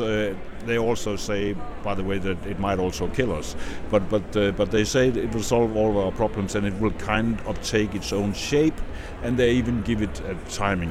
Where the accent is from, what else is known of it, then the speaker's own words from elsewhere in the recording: Denmark; my home country, Denmark